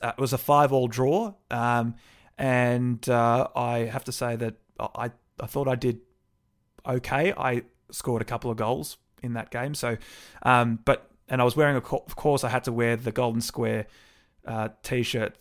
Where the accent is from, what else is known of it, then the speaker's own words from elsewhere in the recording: Brighton, Victoria, Australia; moved away; I'm originally from Brighton